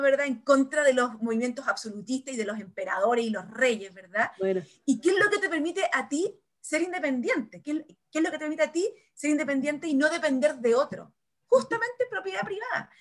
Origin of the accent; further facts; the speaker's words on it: Chile; somos Chile